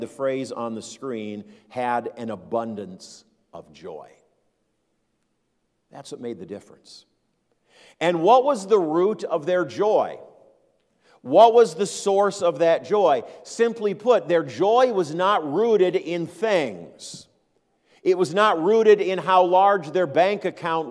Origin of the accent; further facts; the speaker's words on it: Minneapolis, Minnesota, United States; I grew up in Minneapolis